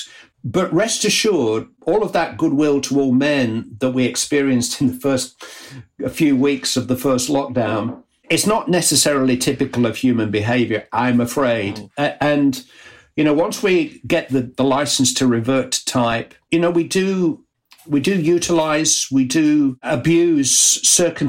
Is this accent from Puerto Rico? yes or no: no; Bury, North West England, United Kingdom; my hometown club, Bury